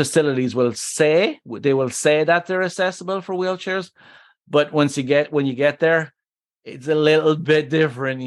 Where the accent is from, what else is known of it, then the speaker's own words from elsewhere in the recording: Ireland; moved away; My home country of Ireland